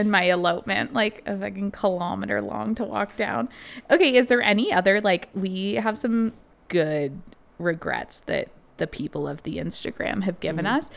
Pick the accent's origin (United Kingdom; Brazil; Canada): Canada; we are Canadian